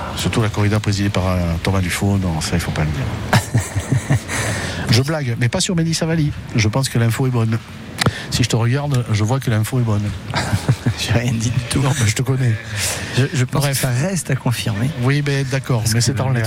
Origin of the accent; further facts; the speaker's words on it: the banks of the Rhône and the Vidourle, Occitania, France; mon pays natal les bords du Rhône et du Vidourle